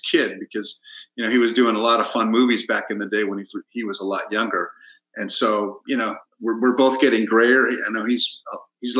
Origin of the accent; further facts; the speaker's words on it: San Diego, California, United States; English is a second language; moved away as an adult; also born or lived in New York; now in Los Angeles, United States; Born and raised in San Diego, so diehard San Diego Chargers fan